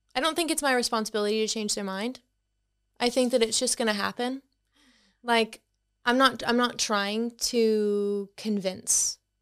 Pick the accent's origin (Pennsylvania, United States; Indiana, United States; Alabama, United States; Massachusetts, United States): Massachusetts, United States; Boston; moved away; I'm from Boston in the U S, so, um, you may tell by my accent